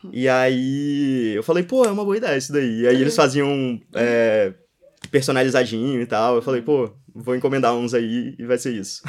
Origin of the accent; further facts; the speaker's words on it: Espírito Santo, Brazil; moved away as an adult; also born or lived in Brasília; now in São Paulo, Brazil; aqui é minha terra